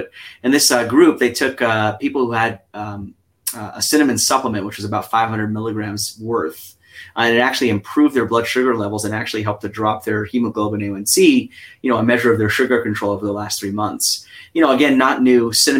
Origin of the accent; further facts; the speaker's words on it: New York, United States; accent: New York; I'm from New York originally, right? So the accent I grew up with was a very sort of intense accent. So now I'm much more neutral.